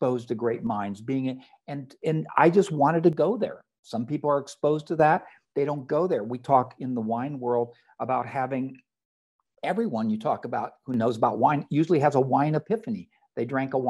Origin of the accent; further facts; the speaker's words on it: San Diego, California, United States; also born or lived in Merced, California; I was born in California in Merced, but I actually grew up in San Diego. My parents moved here when I was 5 years old.